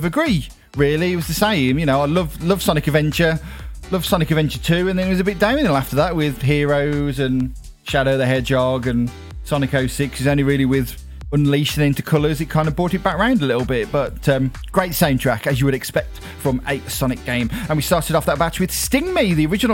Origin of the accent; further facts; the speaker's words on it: Dudley, West Midlands, United Kingdom; I'm from Dudley in the West Midlands, here in the heart of the Black Country.